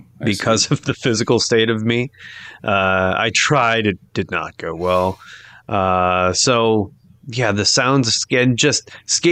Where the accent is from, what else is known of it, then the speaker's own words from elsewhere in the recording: Sioux Falls, South Dakota, United States; growing up in Sioux Falls, you'd hear the trains in the morning